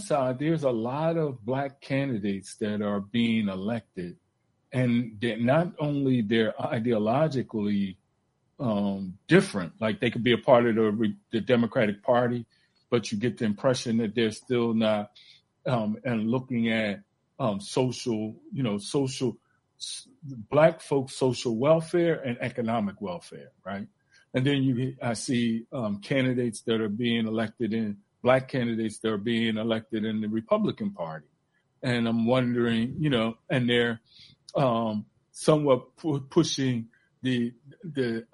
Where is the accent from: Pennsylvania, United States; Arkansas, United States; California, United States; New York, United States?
Pennsylvania, United States; Philadelphia; growing up in Philly